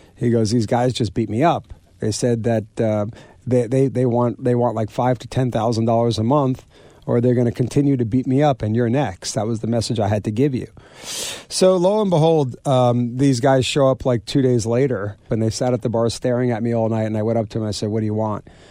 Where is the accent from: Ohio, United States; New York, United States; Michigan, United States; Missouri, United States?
New York, United States; Garden City; I grew up in Garden City, Long Island